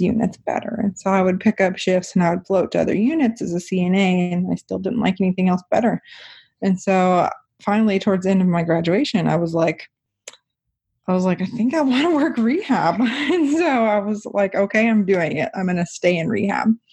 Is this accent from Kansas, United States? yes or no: yes; near Wichita, Kansas, United States; I ended up going to Wichita State, which is close to my hometown